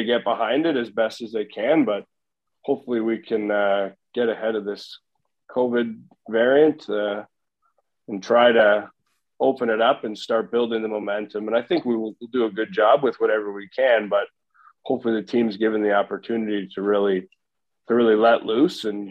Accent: Oakville, Ontario, Canada; I grew up in Oakville.

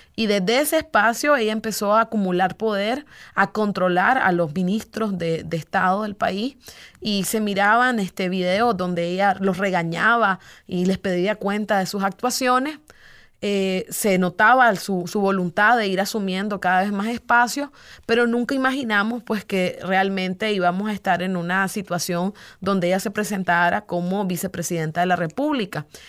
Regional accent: Nicaragua; los nicaragüenses

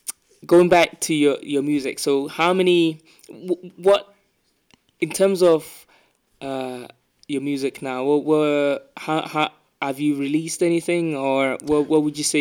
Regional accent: London, United Kingdom; also born or lived in Africa; I'm from Peckham

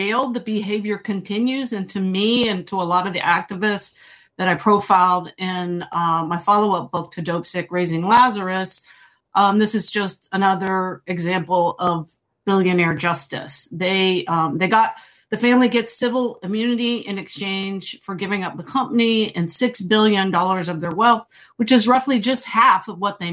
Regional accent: rural Ohio, United States; moved away; my hometown in rural Ohio

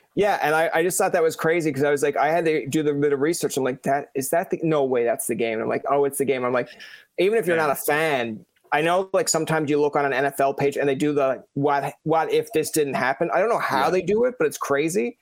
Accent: Newfoundland and Labrador, Canada; I'm from Newfoundland originally

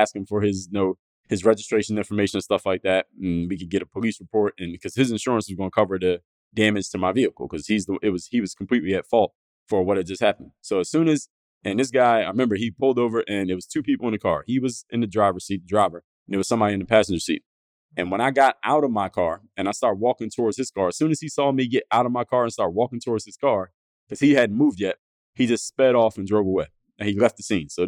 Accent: Philadelphia, Pennsylvania, United States; my neighborhood that I grew up in Philadelphia, my neighborhood of Mount Airy

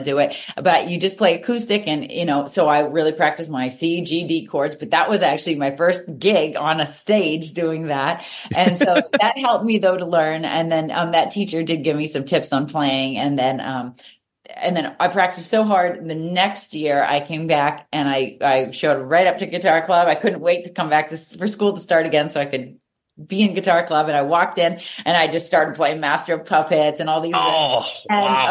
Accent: Reading, Massachusetts, United States; also born or lived in Natick, Massachusetts / Boston; I moved from Natick up to the Reading area, and I went to a Catholic school

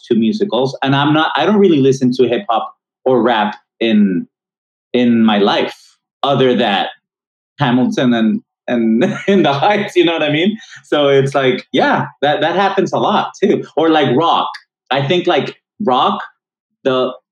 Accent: Monterrey, Nuevo León, Mexico; moved away as an adult; now in United States; my hometown of Monterrey, Mexico

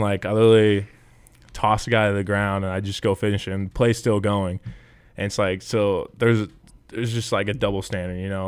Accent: Nebraska, United States; growing up in Nebraska, like, there's, there's no other team you root for

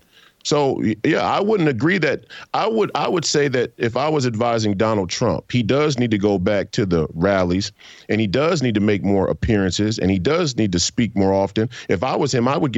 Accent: United States; I, as an American citizen

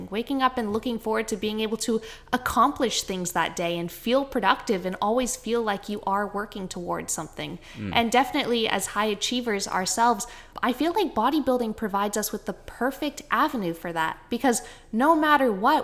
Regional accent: Canada; accent: Canadian; my Canadian accent

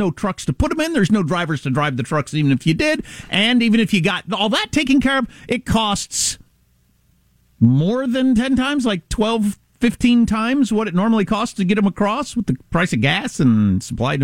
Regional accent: United States; I'm as an American

